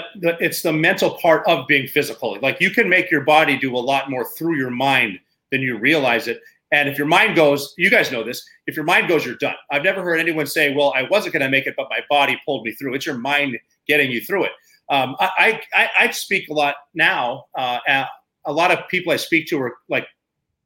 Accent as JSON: {"language": "English", "region": "Montana", "country": "United States", "tie": "born or raised there", "moved": "as an adult"}